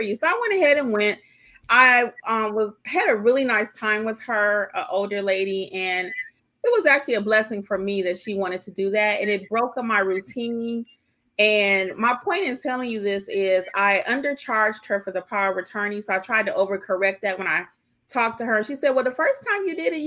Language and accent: English; Georgia, United States; we're all from Georgia